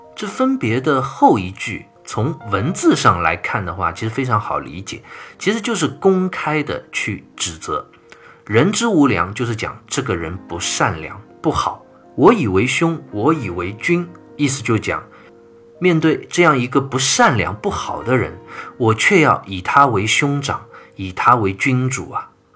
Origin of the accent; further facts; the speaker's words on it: China; 我们中国人今天骨子里流淌着的这种民族文化